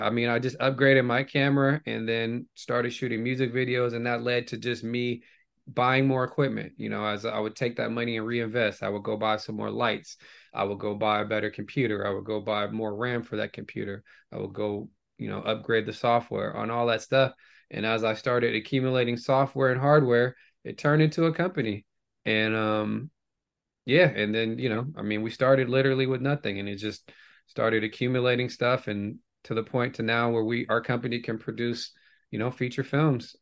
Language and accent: English; Bay Area, California, United States; growing up in the Bay Area